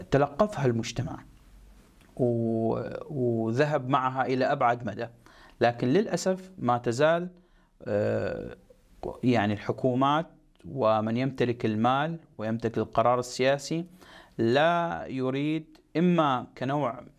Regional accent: Egypt; اليوم انا كمصري لدي عماله ولدي قدره على آه، على تطوير

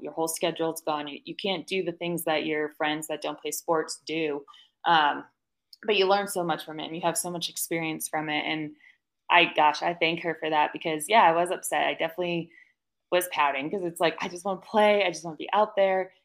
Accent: Monroe, Connecticut, United States; moved away as an adult; now in Colorado, United States; I actually grew up in Connecticut, um, a little town called Monroe

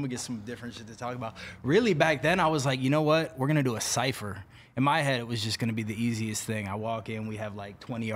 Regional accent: Bay Area, California, United States; I grew up in the Bay Area

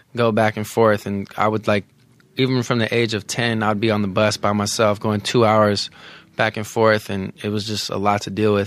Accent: the Bay Area, California, United States; I'm from the Bay

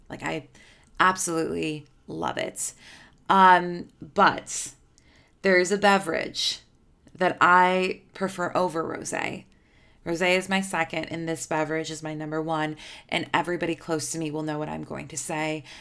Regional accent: Chicago, Illinois, United States; I'm from Chicago.

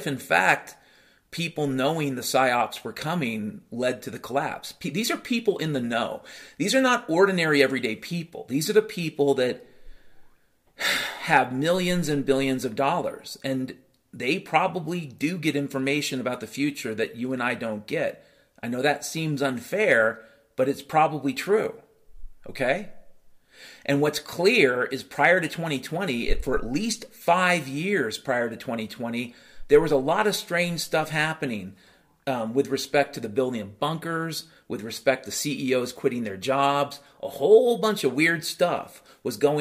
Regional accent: United States; I grew up in the United States of America

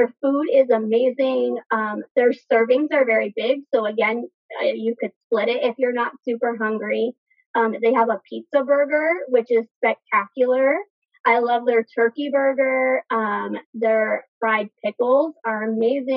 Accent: Arizona, United States; I've grown up born and raised in Arizona

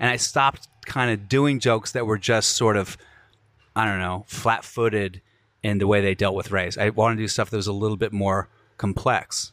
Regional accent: Alexandria, Virginia, United States; I'm from Alexandria

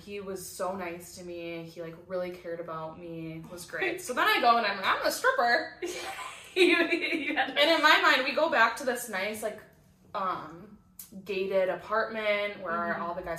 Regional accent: New York, United States; I said, I'm a stripper from New York, I've never I have never met this girl in my life.

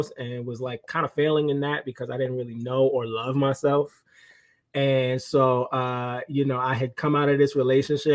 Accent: New York City, New York, United States; I'm from Brooklyn, born and raised.

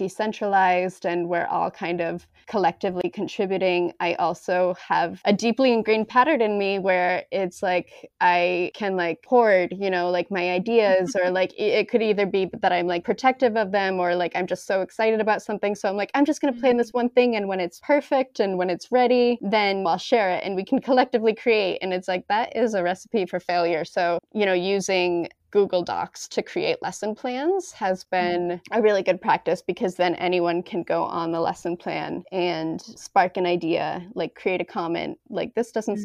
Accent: Massachusetts, United States; also born or lived in Chicago; now in New York, United States; I'm in the East Coast, but it's also very, very great. And I'm from Massachusetts

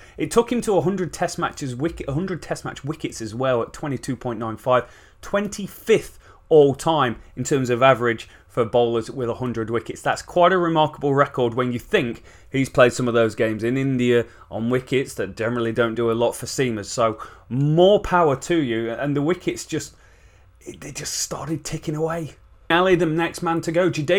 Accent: England, United Kingdom; We're English cricket fans.

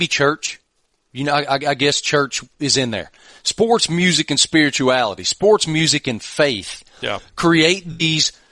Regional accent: Giles County, Virginia, United States; in my hometown, the greatest employer in my county is Virginia Tech. People live in Giles because it's beautiful

